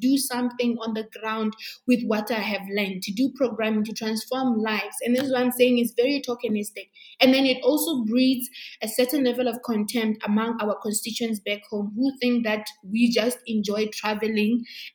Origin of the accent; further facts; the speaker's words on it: Botswana; I was born and bred in Botswana